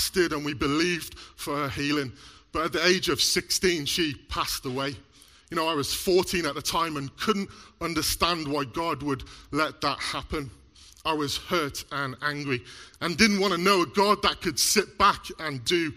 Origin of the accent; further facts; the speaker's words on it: Mid Wales, United Kingdom; now in Black Country, United Kingdom; I was born here in the Black Country, but moved to Mid Wales when I was about 7